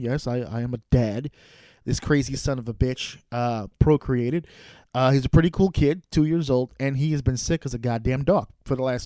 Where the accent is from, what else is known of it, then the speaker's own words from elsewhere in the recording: New York, United States; I'm from New York.